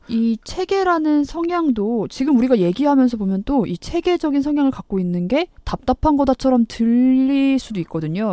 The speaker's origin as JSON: {"language": "Korean", "region": "Chungcheong", "country": "South Korea", "said": "제가 충청도인데 우리 충청도에서 이런 사투리 안 쓰거든요."}